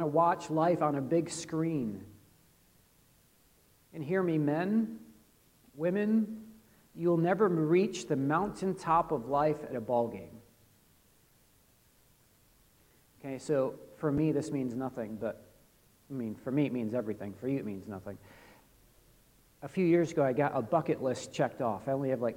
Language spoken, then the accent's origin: English; United States; I'm an American